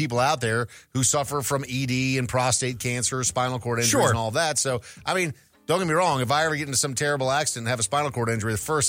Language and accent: English; Minnesota, United States; growing up in Minnesota